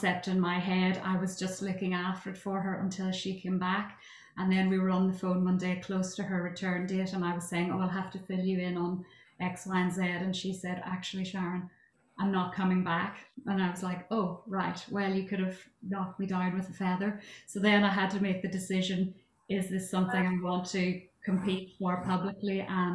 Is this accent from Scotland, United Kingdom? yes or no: no; County Armagh, Northern Ireland, United Kingdom; I'm originally from County Armagh